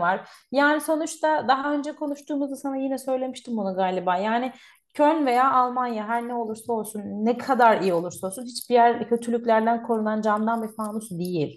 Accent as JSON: {"language": "Turkish", "region": "Artvin", "country": "Turkey", "moved": "as an adult", "lives_now": "Cologne, Germany", "said": "ben Artvinliyim"}